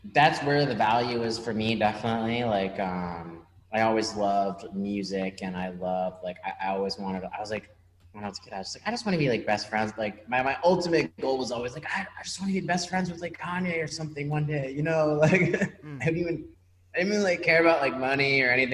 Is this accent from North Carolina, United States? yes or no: no; Washington, District of Columbia, United States; I'm from Washington, D.C.